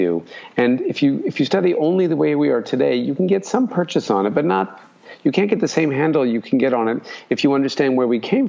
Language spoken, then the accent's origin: English; Alaska, United States; now in Brisbane, Australia; I grew up in Alaska, so it was cold my entire childhood